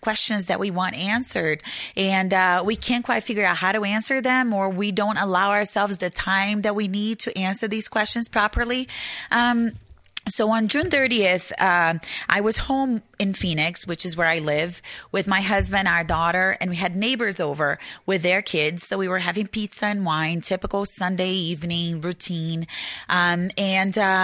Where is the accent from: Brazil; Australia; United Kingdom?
Brazil; English is a second language; moved away as an adult; now in Arizona, United States; I am originally from Brazil, and I grew up there